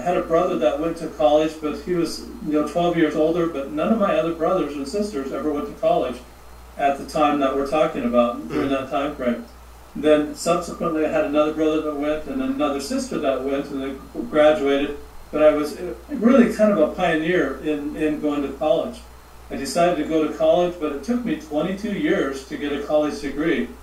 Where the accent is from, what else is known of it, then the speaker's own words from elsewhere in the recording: Montana, United States; moved away; also born or lived in Charleston, South Carolina / Phoenix / California; I'm from Montana